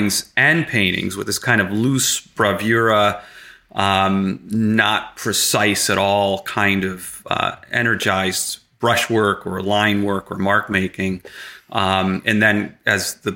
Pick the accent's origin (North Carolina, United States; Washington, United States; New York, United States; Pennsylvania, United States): New York, United States; Stillwater; also born or lived in Chicago / Glens Falls / Latham; I essentially grew up in Stillwater